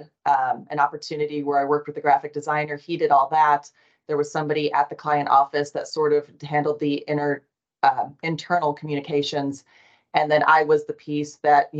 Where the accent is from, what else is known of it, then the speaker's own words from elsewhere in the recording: Nebraska, United States; also born or lived in Chicago area; now in Texas, United States; Yes, I am originally from Nebraska, and I am someone who returns to Nebraska regularly